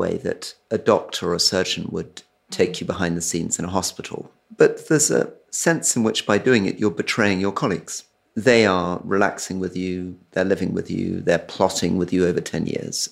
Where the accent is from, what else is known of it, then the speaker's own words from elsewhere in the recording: Scotland, United Kingdom; I'm a Scot